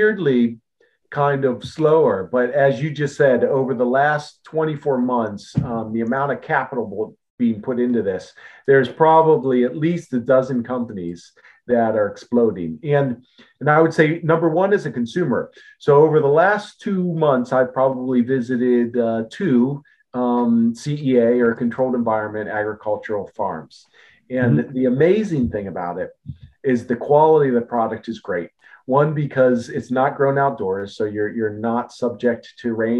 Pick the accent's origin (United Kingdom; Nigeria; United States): United States; Akron, Ohio; I grew up in Ohio. I was born in Akron, Ohio